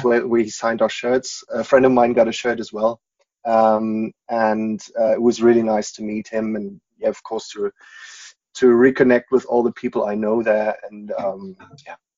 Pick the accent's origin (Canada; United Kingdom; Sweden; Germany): Germany; Munich, Bavaria; English is a second language; also born or lived in United States; I'm born and bred Bavarian